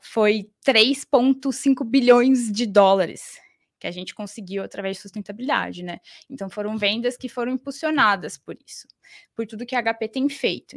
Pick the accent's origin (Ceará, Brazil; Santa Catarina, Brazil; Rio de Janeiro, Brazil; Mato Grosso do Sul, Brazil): Mato Grosso do Sul, Brazil; Campo Grande; moved away as an adult; now in São Paulo, Brazil; eu sou de Campo Grande, Mato Grosso do Sul, e resolvi me mudar para São Paulo para fazer faculdade.